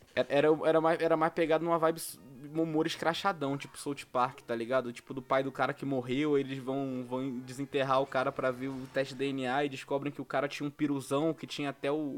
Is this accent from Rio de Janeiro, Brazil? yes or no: yes; Rio de Janeiro, Brazil; para mim que sou do Rio de Janeiro